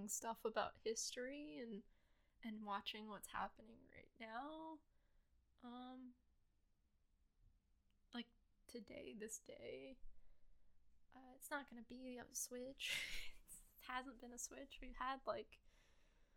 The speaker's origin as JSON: {"language": "English", "country": "United States", "tie": "born or raised there", "said": "born and raised in the United States, gonna live in the United States probably until"}